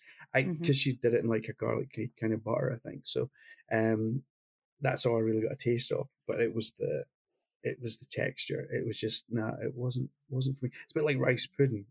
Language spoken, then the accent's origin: English; Glasgow, Scotland, United Kingdom; the same city I came from Glasgow